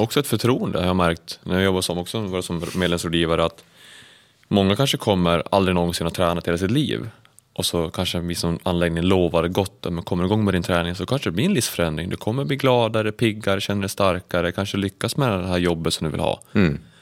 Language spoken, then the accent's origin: Swedish; Sandviken, Gävleborg County, Sweden; jag kommer ju från Sandviken